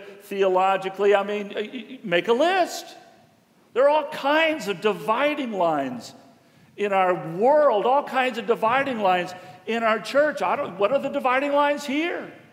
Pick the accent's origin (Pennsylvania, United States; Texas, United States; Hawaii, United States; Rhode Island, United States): Texas, United States; Houston; we both grew up in Houston